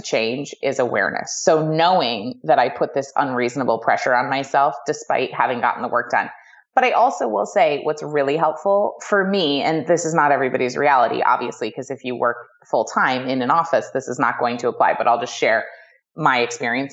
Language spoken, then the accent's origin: English; New England, United States; I was raised in New England by like Ivy League parents